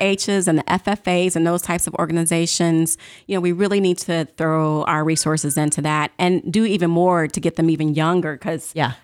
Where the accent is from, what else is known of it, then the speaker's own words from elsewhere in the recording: St. Louis, Missouri, United States; I was born and raised in St. Louis